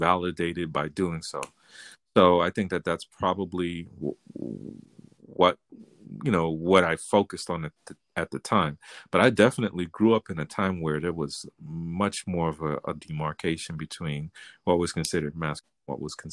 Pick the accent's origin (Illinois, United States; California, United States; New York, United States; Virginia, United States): New York, United States; New York City; I grew up in the hood. I grew up in the South Bronx